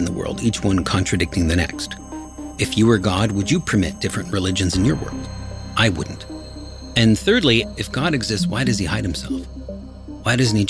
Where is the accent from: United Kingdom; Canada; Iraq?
Canada; Kitchener, Ontario; I was born in Kitchener, Ontario, a suburb about 1 hour south of Toronto